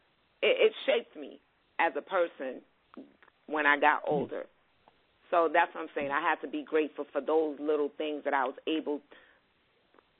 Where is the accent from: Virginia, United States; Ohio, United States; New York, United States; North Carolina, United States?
New York, United States; New York City; I was born and raised in Brooklyn.